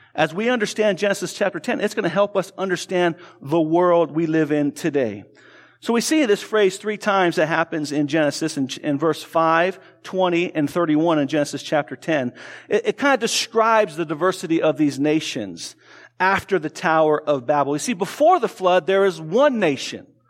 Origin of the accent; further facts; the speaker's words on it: Tucson, Arizona, United States; I grew up in Tucson, Arizona, so I spoke Spanish